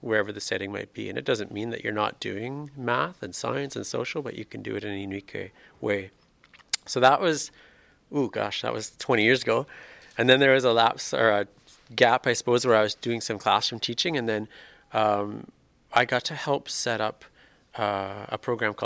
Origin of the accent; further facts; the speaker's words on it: Swift Current, Saskatchewan, Canada; moved away as an adult; now in Saskatoon, Canada; I grew up in Swift Current